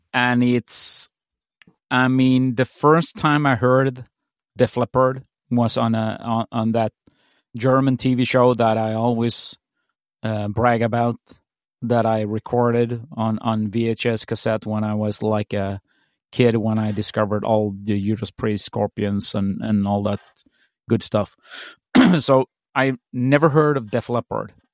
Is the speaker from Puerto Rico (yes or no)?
no; Sweden; when I was growing up in Sweden